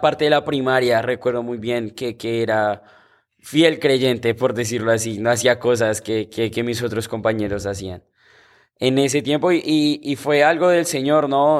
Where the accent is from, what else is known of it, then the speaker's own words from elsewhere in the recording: Bogotá, Colombia; moved away; yo soy de Bogotá, Colombia